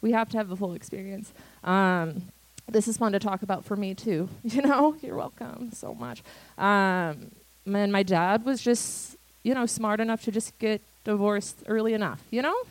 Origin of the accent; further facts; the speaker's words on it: United States; now in Canada; I am from a very typical white American suburban shitty family